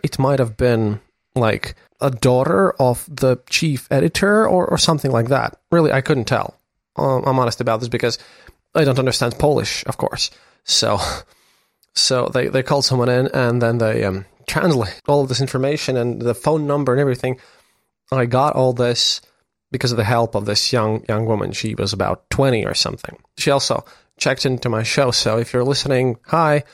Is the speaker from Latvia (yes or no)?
yes; Latvia; I'm a journalist from Latvia